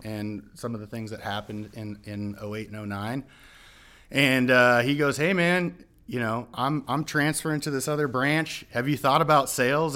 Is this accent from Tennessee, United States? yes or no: no; Southern California, United States; moved away; I am born and raised in Southern California